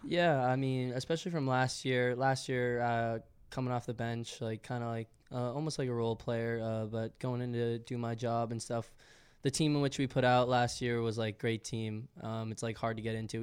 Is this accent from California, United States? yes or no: no; Westwood, Massachusetts, United States; moved away as an adult; now in Philadelphia, United States; I'm from Westwood, Massachusetts.